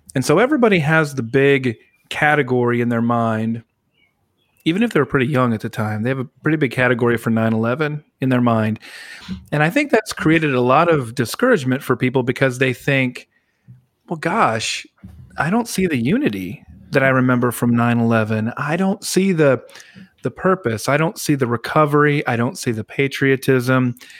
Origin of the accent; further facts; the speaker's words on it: South Dakota, United States; moved away; near where I grew up in South Dakota